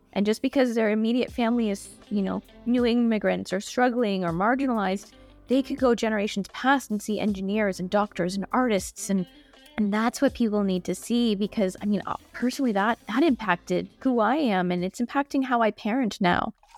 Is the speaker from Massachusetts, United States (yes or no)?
yes; Boston, Massachusetts, United States; I grew up in Boston in a family that very much pressed our Asianness